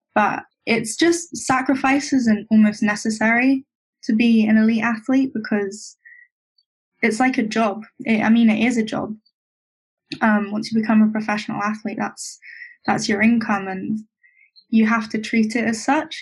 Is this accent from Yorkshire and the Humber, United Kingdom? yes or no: no; Bournemouth, South West England, United Kingdom; I grew up in Bournemouth, or just down the coast from there